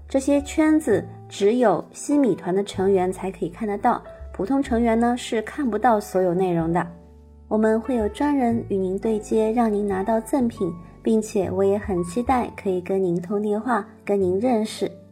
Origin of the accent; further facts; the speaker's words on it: Shanghai, China; moved away as an adult; now in Germany; 我依然生活在我的故乡上海，还是现在旅居在德国